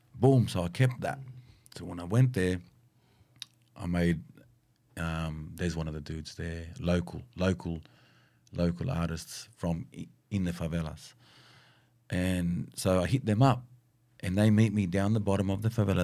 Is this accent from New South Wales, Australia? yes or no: yes; Sydney, New South Wales, Australia; I'm from Miller, right? Miller, Southwest